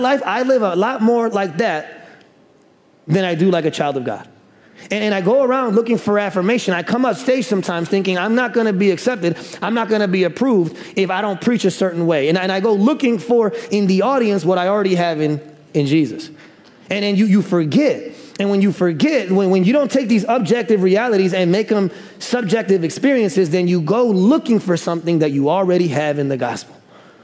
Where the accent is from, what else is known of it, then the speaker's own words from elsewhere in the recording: Bartlett, Illinois, United States; also born or lived in Chicago, Illinois; I was born in Chicago, and then we moved out to the suburbs when I was around third grade. And there's a Bartlett, Tennessee, and we actually moved out to Bartlett, Illinois